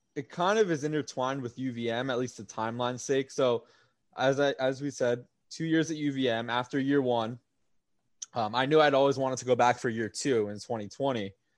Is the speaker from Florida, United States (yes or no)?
yes; South Florida, United States; moved away as an adult; now in New York, United States; I just became a South Florida fan for my hometown teams